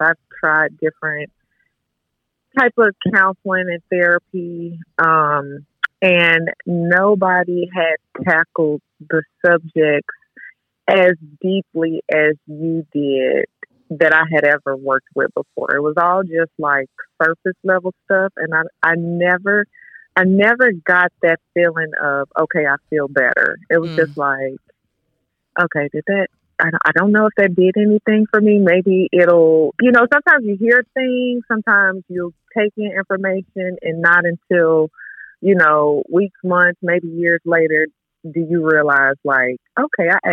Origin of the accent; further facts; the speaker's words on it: Arkansas, United States; now in Dallas, United States; I'm originally from Arkansas, but I'm currently living in Dallas.